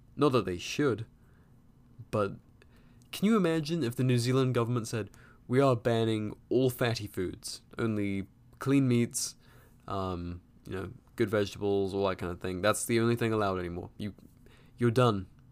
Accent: England, United Kingdom; now in United States; growing up in England

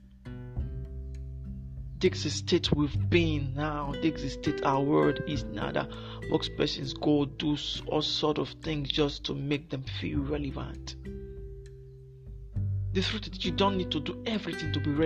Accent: Nigeria; I'm from Nigeria.

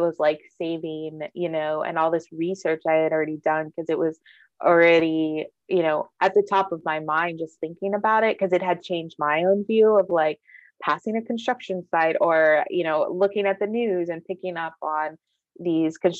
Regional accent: Austin, Texas, United States; also born or lived in San Antonio, Texas / New York City; growing up in Austin, I just always thought of my town as this very liberal place

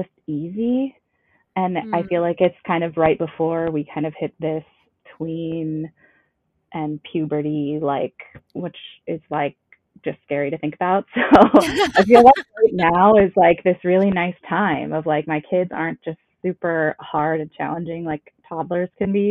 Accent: Cloquet, Minnesota, United States; moved away as an adult; now in Anoka, United States; I grew up in northern Minnesota in Cloquet

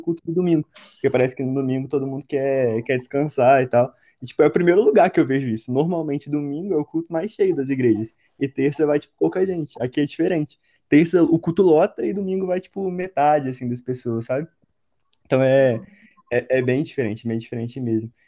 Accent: Volta Redonda, Rio de Janeiro, Brazil; moved away as an adult; now in Juiz de Fora, Brazil; tenho dezenove anos, sou de Volta Redonda mesmo

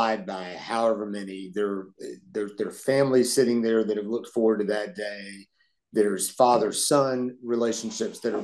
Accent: Atlanta, Georgia, United States; in the 70s, growing up in Atlanta

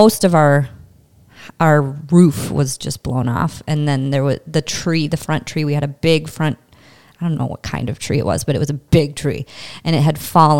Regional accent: St. Peter, Minnesota, United States; moved away as an adult; So I'm from St. Peter, born and raised. Till I left when I was 18 years old

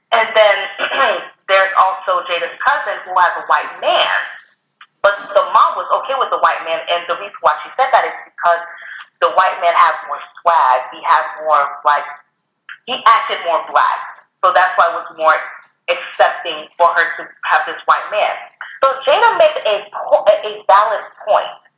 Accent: Canada; now in United States; we're from Canada

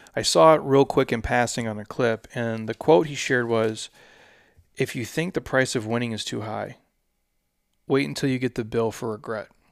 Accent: Minnesota, United States; I'm from Minnesota

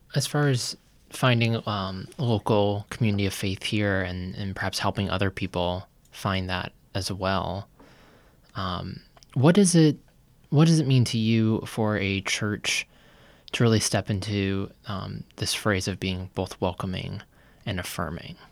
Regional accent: Lynchburg, Virginia, United States; now in Nashville, United States; we grew up in Lynchburg, Virginia

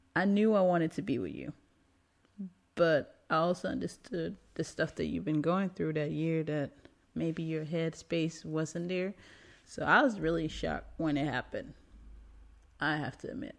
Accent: Denmark; moved away; I'm American too, right, but grew up in Denmark.

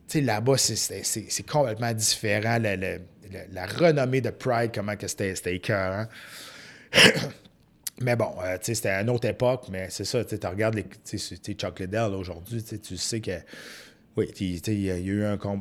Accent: Saint-Narcisse, Quebec, Canada; je viens d'un petit village de Saint-Narcisse

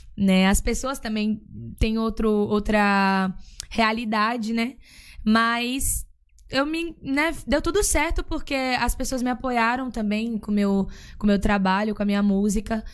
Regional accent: Northeast Brazil, Brazil; moved away; eu nasci no Nordeste eu ouvia o que tocava no Nordeste

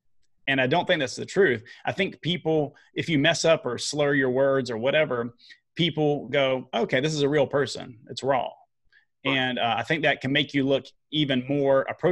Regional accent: the South, United States; I'm from the South

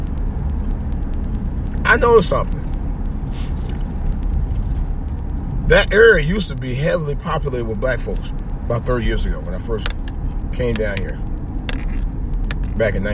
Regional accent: East Cleveland, Ohio, United States; where I grew up in East Cleveland

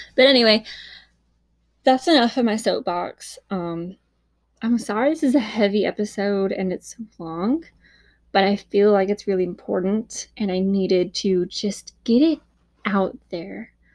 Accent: Huntsville, Alabama, United States; this happened in my hometown

